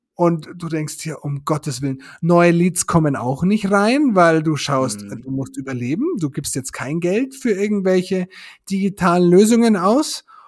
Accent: Germany

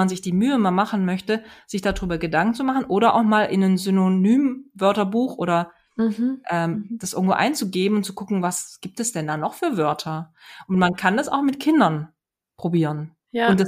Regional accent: Hesse, Germany; ich komme aus Hessen und habe Hochdeutsch gelernt und bin dann nach Baden-Württemberg gekommen

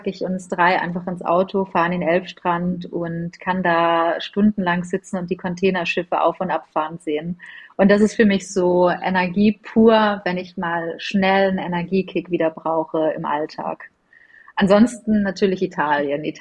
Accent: Northern Germany, Germany; Du, tatsächlich als Norddeutsche bin ich der Skifahrer, obwohl ich die Snowboarder viel, viel cooler finde.

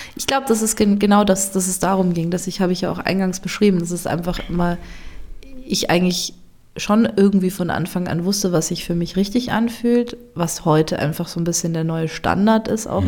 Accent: Germany; moved away as an adult; also born or lived in South Tyrol, Italy; meine Heimat oder an die Orte an, an denen ich schon gelebt habe

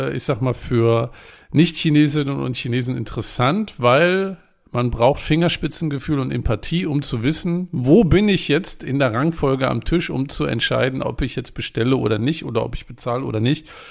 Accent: Germany; ich als Deutscher

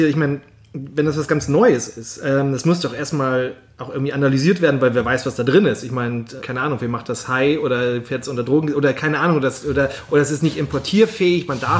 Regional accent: North Rhine-Westphalia, Germany; Ich komme aus Rheinland.

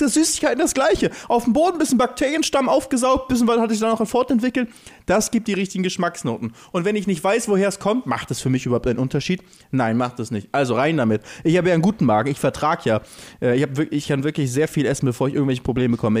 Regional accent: Lübeck, Schleswig-Holstein, Germany; bei uns in Lübeck

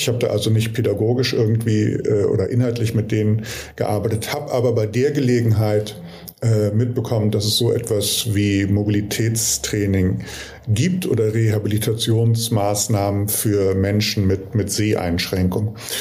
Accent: Hamburg, Germany; in meiner Heimatstadt, also Hamburg

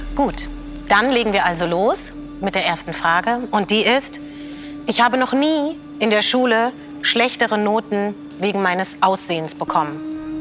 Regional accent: Germany; ich bin eine schwarze Deutsche

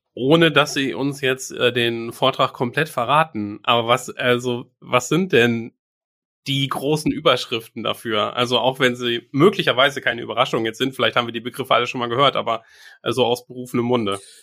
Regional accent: Bielefeld, North Rhine-Westphalia, Germany; selbst wirklich als geborener Bielefelder, als überzeugte Bielefelder, wir sind privat hier

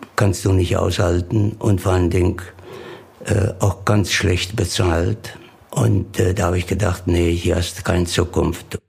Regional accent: Alberobello, Apulia, Italy; German is a second language; moved away as an adult; now in Bokensdorf, Germany; 18.10.37 geboren in Alberobello, Süditalien und äh, bin hier nach Deutschland, nach Burgensdorf gekommen, 1958 als Landarbeiter.

